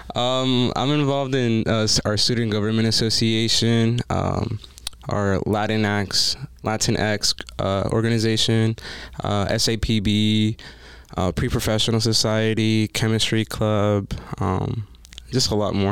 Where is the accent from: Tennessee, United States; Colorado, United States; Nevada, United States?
Nevada, United States; Las Vegas; I am from Las Vegas